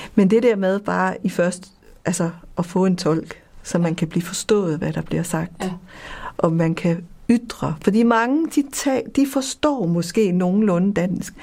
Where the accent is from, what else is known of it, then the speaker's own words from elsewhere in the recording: Copenhagen, Capital Region of Denmark, Denmark; moved away as an adult; also born or lived in West Africa; now in Jutland, Denmark; Jeg kommer fra København og er flyttet til Jylland